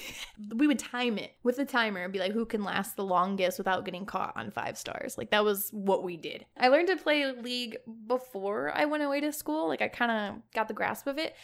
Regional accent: Chicago, Illinois, United States; moved away as an adult; now in Houston, United States; I am born and raised in Chicago, Illinois, and I most recently moved to Houston, Texas

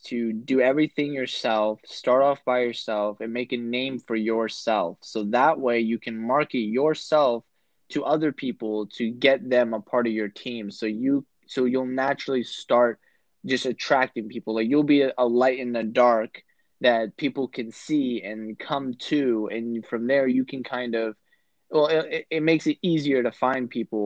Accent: Virginia, United States; also born or lived in Florida; I was born and raised in Virginia

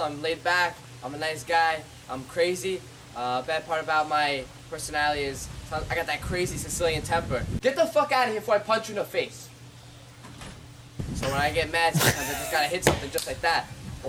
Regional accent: New York City, New York, United States; I'm 100% Italian, born and raised in Brooklyn, New York.

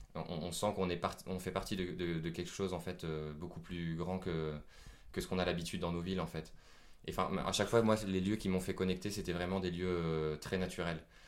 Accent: France; je suis français

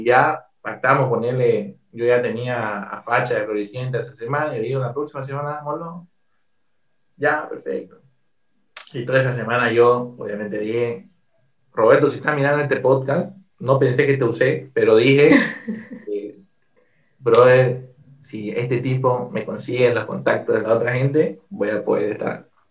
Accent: Bolivia; soy el único boliviano

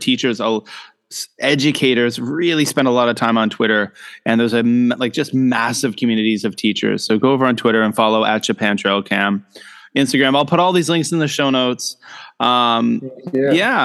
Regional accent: Canada; now in Shenzhen, China; I'm a Canadian. I'm an educator. I live and work in Shenzhen, China

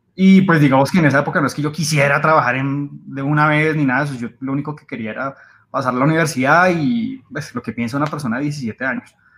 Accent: Bogotá, Colombia; bogotano, 34 años

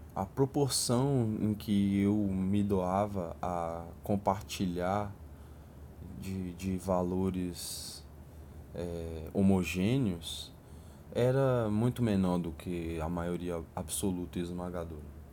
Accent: a satellite city of Brasília, Federal District, Brazil; Eu cresci num subúrbio periférico de uma cidade satélite.

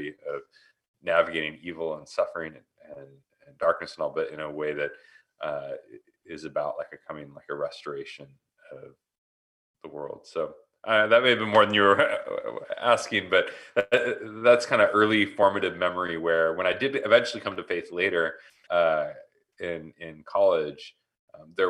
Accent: Portland, Oregon, United States; moved away as an adult; now in Tempe, United States; I'm originally from Portland. We moved out here, Portland, Oregon, in the Northwest. We moved out here a couple years ago and grew up in the Northwest

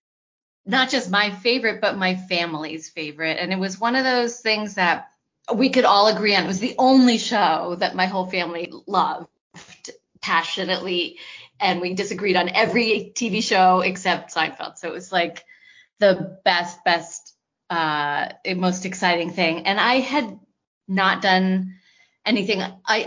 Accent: Los Angeles, California, United States; I'm from Los Angeles, and I went to UCLA

